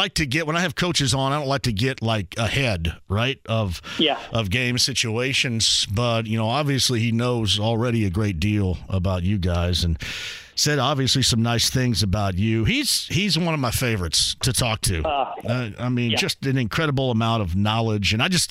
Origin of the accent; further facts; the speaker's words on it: Owensburg, Indiana, United States; growing up in Eastern Greene County, you and Salisbury, me and Owensburg